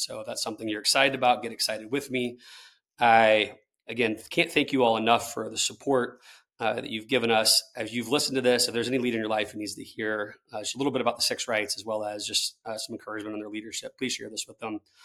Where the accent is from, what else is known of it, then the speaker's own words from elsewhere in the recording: Tallahassee, Florida, United States; I'm someone who grew up in Tallahassee, Florida